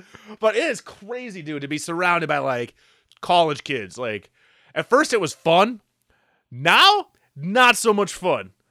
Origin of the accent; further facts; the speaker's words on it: Midwest, United States; we're from the Midwest.